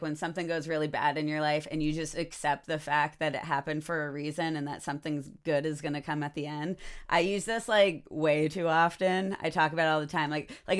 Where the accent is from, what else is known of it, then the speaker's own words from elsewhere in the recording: United States; as an American